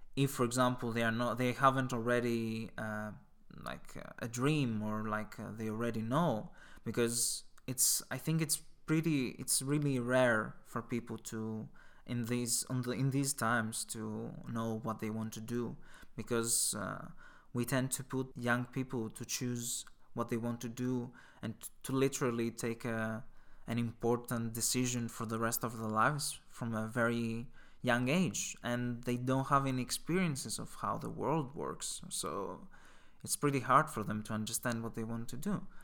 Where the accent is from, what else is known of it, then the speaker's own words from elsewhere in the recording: Greece; moved away; I'm from Greece